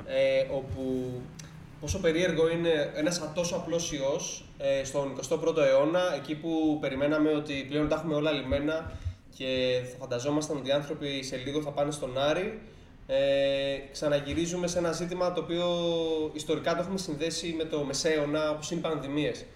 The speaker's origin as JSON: {"language": "Greek", "country": "Greece", "said": "σαν Έλληνες"}